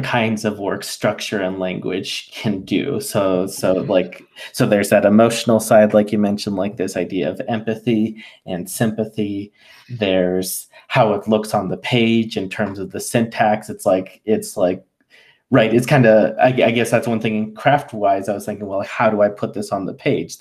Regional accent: United States; feeling like I didn't fit in growing up in the United States

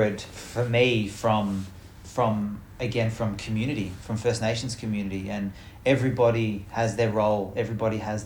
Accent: Australia; our land, and the my ancestors who have lived here

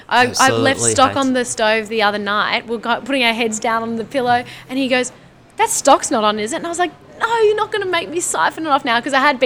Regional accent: Singapore; moved away; because I grew up in Singapore and my mom is an amazing Asian food cook.

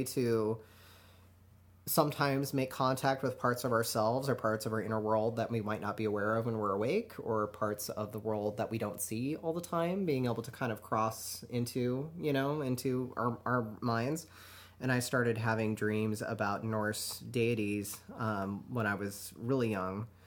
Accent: Reno, Nevada, United States; I grew up in Reno

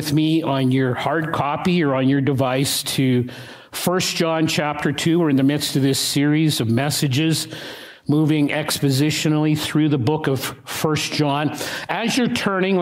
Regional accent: Regina, Saskatchewan, Canada; I was 7, maybe 8 years of age, growing up in Regina

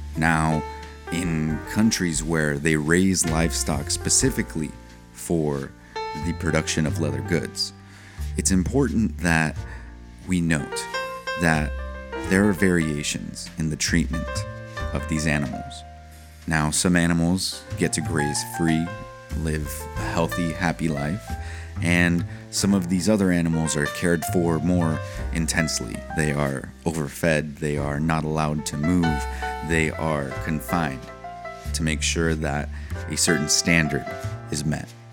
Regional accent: San Diego, California, United States; I'm an American. I was born in San Diego, California

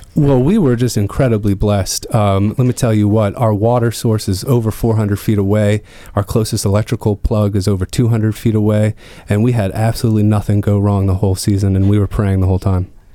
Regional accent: Northern Virginia, United States; also born or lived in North Carolina; I was raised here in Northern Virginia in a, uh, co-housing community right outside of Tyson's Corner

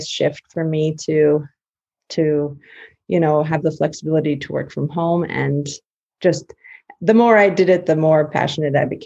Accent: Yorkton, Saskatchewan, Canada; I grew up on mostly a cattle and grain farm near Yorkton

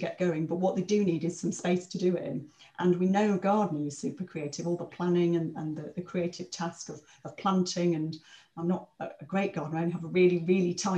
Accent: Blackpool, North West England, United Kingdom; also born or lived in King's Cross, London; now in London, United Kingdom; I'm from Blackpool. I grew up next to one of the biggest council estates in Blackpool.

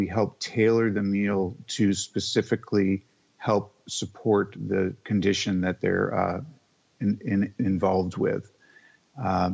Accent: Seattle, Washington, United States; moved away; also born or lived in Sag Harbor, New York; growing up in the Northwest, which is where I'm from, in Seattle.

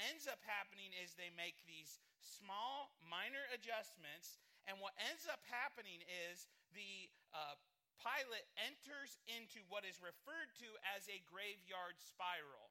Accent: Midwest, United States; I'm a Midwesterner

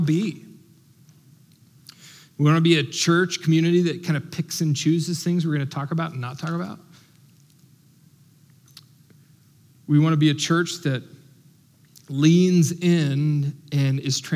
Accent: United States; as American

